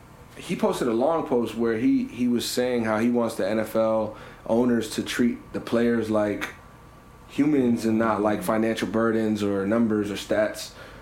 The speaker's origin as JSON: {"language": "English", "area": "Broward", "region": "Florida", "country": "United States", "tie": "born or raised there", "also_born_or_lived": "Pennsylvania", "said": "I was born in Pennsylvania. I moved here when I was 4. Allegedly, when I was 4, I moved here, and I've been here in Broward since 4 o'clock."}